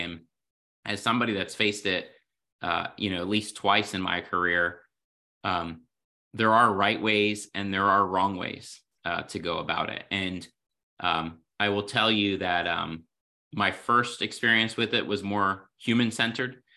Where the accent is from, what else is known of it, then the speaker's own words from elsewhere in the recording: the Poconos, Pennsylvania, United States; I grew up in the Poconos